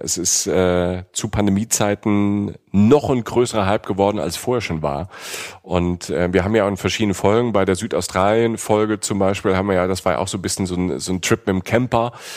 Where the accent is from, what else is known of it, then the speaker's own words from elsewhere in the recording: Germany; als Deutscher